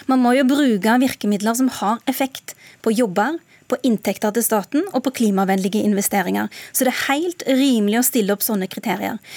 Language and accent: Norwegian; Rogaland, Norway; Hjemme i Rogaland så husker folk fortsatt den forrige oljekrisa.